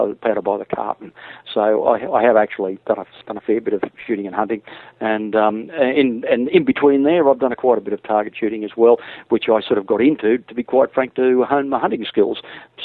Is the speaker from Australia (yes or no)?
yes; Queensland, Australia; I come from Queensland